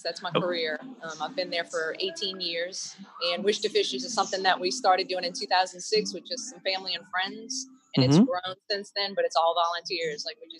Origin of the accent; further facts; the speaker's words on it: Metairie, Louisiana, United States; also born or lived in Kenner, Louisiana; now in Lacombe, United States; I grew up in Metairie, right across from the Galleria. Lived there until... I got married and moved away, kind of bounced around a little bit in Metairie. Now I live in Lacombe. We lived in Kenner for a little while